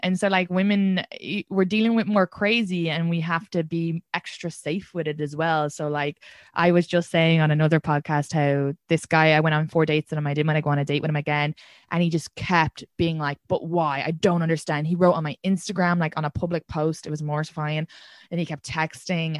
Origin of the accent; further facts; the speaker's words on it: Kildare, Leinster, Ireland; I'm from Kildare, which is Kildara, but when the Brits pronounce it, it's Kildare